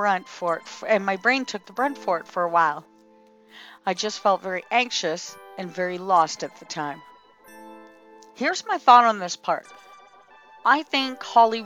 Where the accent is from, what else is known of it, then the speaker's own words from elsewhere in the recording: Canada; I'm Canadian.